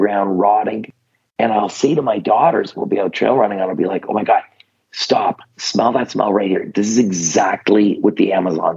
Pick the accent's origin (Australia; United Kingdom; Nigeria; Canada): Canada; I'm Canadian